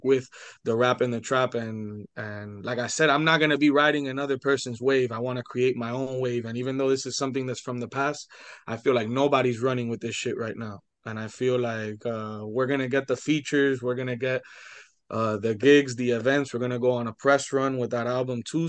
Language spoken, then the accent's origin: English; Hialeah, Florida, United States; I was born in Hialeah Hospital